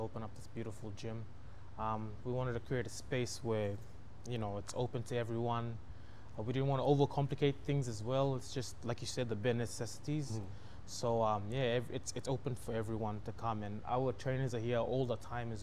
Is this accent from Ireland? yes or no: no; East New Britain, Papua New Guinea; I come from East New Britain